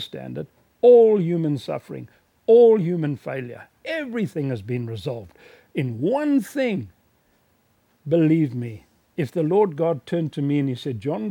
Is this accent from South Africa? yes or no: yes; South Africa; my hometown in South Africa